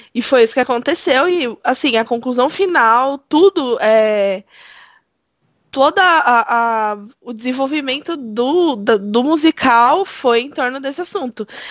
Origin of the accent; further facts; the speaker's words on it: São Paulo, Brazil; sou de São Paulo.